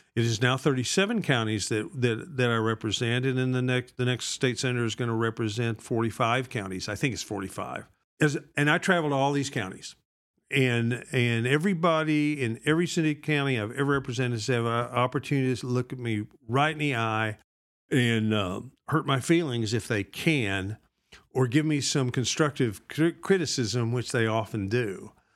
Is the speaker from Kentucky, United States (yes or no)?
no; Borger, Texas, United States; where I grew up, which is in Borger, Borger Public Schools.